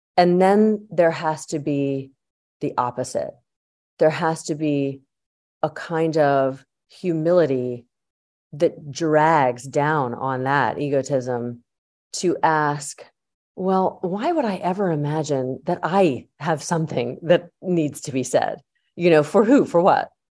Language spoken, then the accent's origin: English; Yardley, Pennsylvania, United States; I grew up in Yardley, Pennsylvania